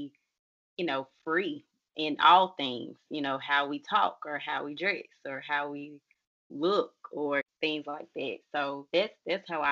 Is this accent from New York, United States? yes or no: no; Jackson, Mississippi, United States; I am from Jackson, Mississippi